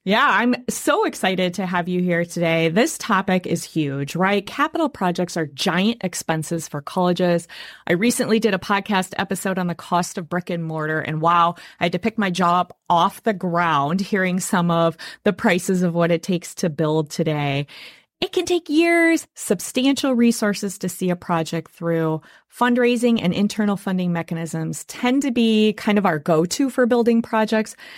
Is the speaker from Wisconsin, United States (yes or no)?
yes; Wisconsin, United States; I am born and raised in Wisconsin